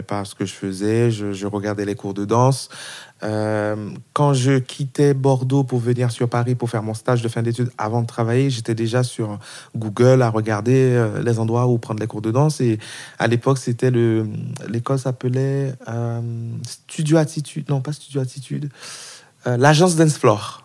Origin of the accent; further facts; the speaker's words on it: Haiti; now in France; Je viens d'Haïti, d'un pays euh, pauvre, famille bon aisée, on va dire, mais quand même c'était compliqué pour ma mère de nous faire venir en France